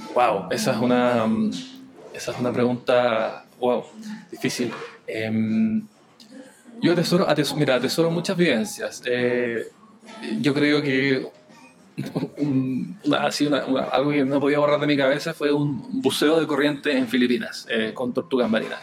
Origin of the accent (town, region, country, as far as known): Chile